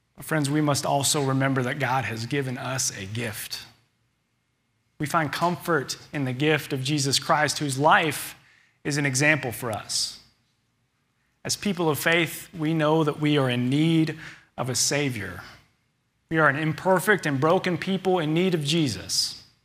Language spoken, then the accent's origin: English; Little Rock, Arkansas, United States; glad to have grown up here in Little Rock